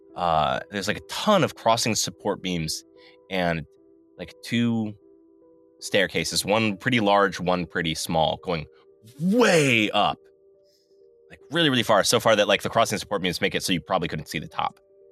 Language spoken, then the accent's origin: English; New York, United States; I'm from New York.